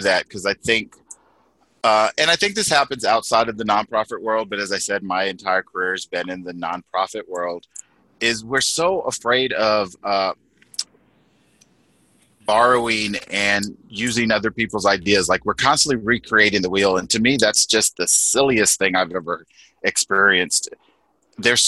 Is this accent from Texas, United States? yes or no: yes; Texas, United States; my background is Mexican American. I was born in Texas